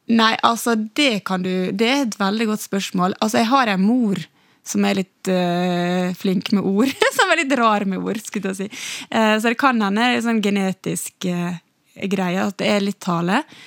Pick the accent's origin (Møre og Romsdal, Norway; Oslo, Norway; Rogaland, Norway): Møre og Romsdal, Norway; Ålesund; accent: Ålesund dialect; jeg har beholdt Ålesundsdialekten eh, min så bra.